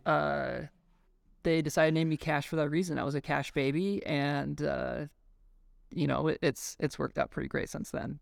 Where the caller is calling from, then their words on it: Boulder, Colorado, United States; I am calling in from Boulder, Colorado